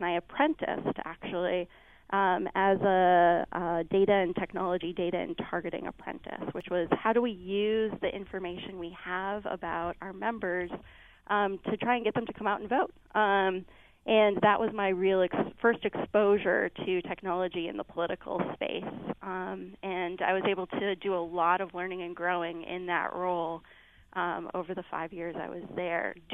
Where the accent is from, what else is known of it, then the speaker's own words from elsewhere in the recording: Minneapolis, Minnesota, United States; moved away as an adult; back to Minneapolis, my hometown